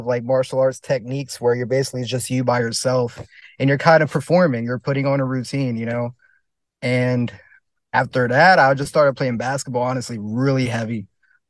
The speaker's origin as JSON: {"language": "English", "region": "New Jersey", "country": "United States", "said": "So like where I'm from, it's like a mix, you know. It's like, it's farms. It's a little bit, I guess you could say hood, but then it's also beach and just city life just about 40 minutes from here."}